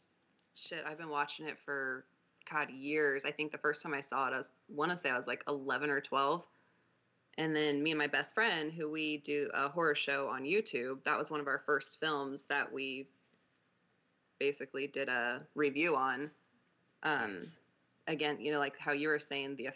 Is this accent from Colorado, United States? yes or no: yes; Denver, Colorado, United States; moved away; I'm from Denver.